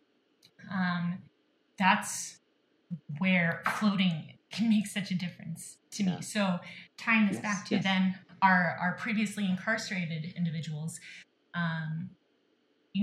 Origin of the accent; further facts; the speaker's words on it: St. Louis, Missouri, United States; I'm born and bred in St. Louis, so that's a big piece of my heart